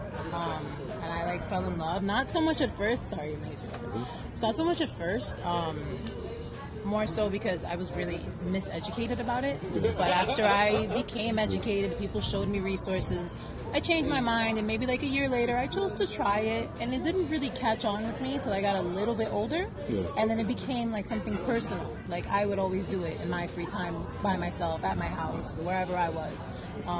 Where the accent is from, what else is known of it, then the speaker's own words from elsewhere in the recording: New York City, New York, United States; I'm from Brooklyn